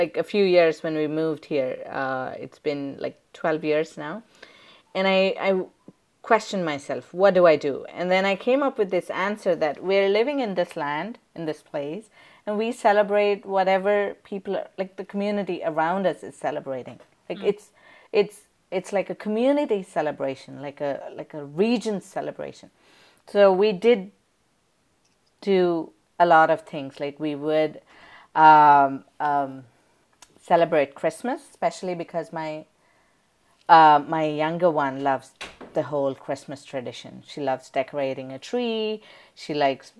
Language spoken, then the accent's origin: English; India; now in Texas, United States; I grew up in India